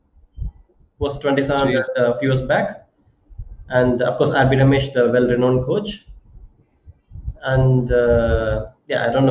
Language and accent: English; Chennai, Tamil Nadu, India; I was born in Chennai, and all my friends are like from Chennai, and yeah, I grew up in Chennai